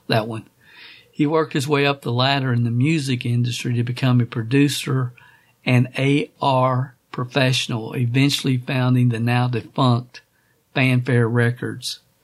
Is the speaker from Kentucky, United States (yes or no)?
yes; Kentucky, United States; growing up in Kentucky